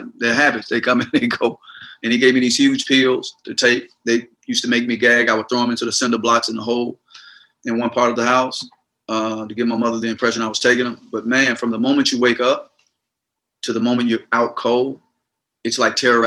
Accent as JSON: {"language": "English", "town": "Gulfport", "region": "Mississippi", "country": "United States", "tie": "born or raised there", "said": "I was born and raised in Gulfport, Mississippi"}